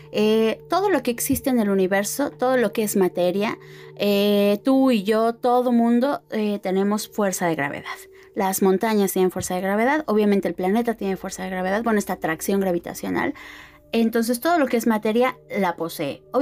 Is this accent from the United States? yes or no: no; Mexico; que eso es un caso muy importante como mexicanos porque finalmente eso es algo que nos compete a todos